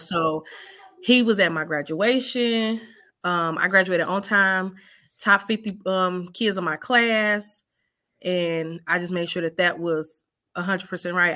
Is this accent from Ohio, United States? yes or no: no; Chicago, Illinois, United States; now in Clinton, United States; I'm from Chicago, off the South Side. Um, I'm currently in Iowa right now. Clinton, Iowa